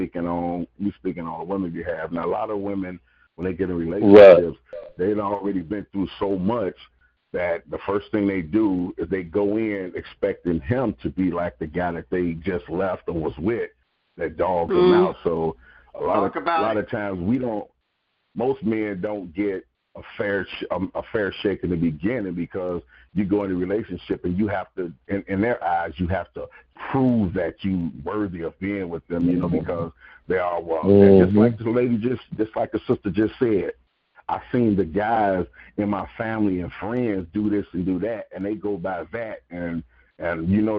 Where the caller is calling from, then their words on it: Fort Myers, Florida, United States; I'm calling from Fort Myers, Florida